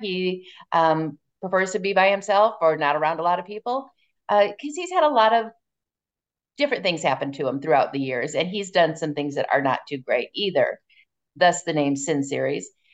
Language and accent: English; Northern Indiana and Southern Michigan, United States; I'm actually from Northern, well, I'm from Northern Indiana and Southern Michigan.